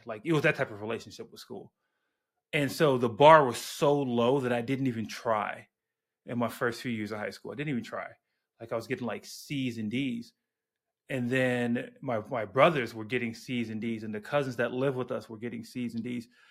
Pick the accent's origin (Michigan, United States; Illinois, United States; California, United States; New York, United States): Illinois, United States; Chicago; I grew up on the South Side